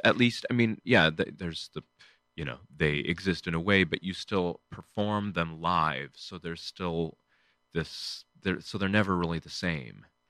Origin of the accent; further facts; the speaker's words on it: Michigan, United States; I grew up in, um, a small town in Michigan.